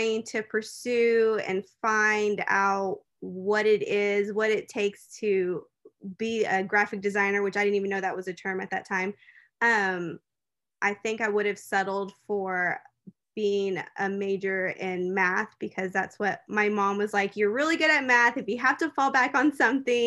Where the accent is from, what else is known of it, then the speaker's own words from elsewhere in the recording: Fort Worth, Texas, United States; I was born and raised here in Fort Worth, Texas